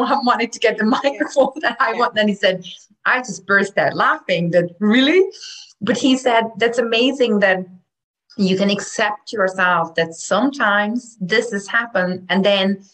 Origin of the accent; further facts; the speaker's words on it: Hungary; now in Ireland; I'm from Hungary